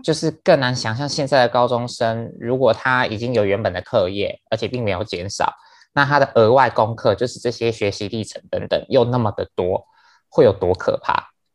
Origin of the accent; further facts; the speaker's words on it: Penghu County, Taiwan; 我是来自于澎湖